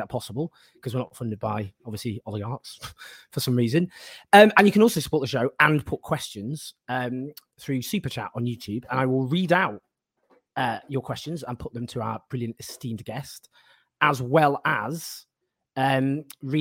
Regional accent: Stockport, North West England, United Kingdom; I'm from Stockport

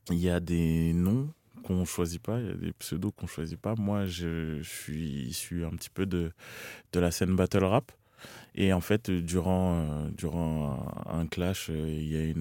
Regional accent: Cameroon; j'étais camerounais, que mes routes c'était ici, que j'arrivais et que c'était mon accent qui était différent.

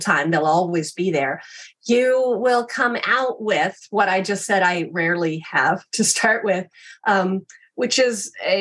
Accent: Kansas, United States; I grew up in Kansas

